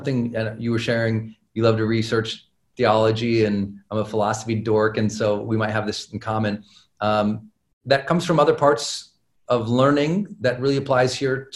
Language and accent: English; Montana, United States; I'm a kid from Montana